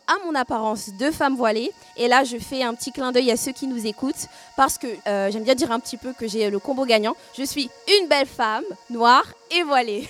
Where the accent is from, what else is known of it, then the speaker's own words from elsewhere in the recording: France; je suis née en France et que j'ai grandi en France